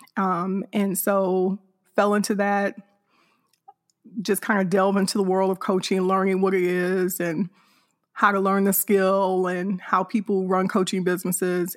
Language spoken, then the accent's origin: English; Hammond, Indiana, United States; now in north of Houston, Texas, United States; I'm originally from Hammond, Indiana, which is a suburb of Chicago, Illinois